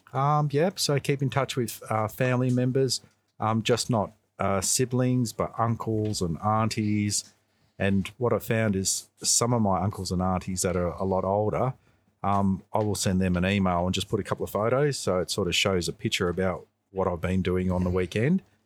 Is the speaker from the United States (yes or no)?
no; St Albans, Victoria, Australia; also born or lived in Macedon; I grew up in St Albans, so I was born in this area. Um, I lived in St Albans till roughly the age of twelve, and then after that I moved to Macedon.